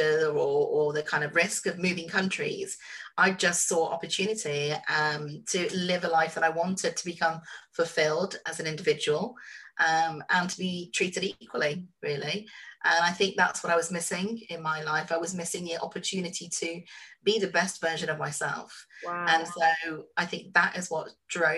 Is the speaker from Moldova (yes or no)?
no; Bahrain; I am originally from the Middle East. I was born in a small country called Bahrain